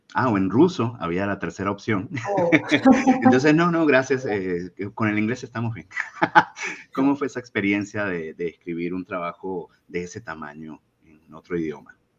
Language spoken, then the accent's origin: Spanish; Venezuela; moved away; somos tres venezolanos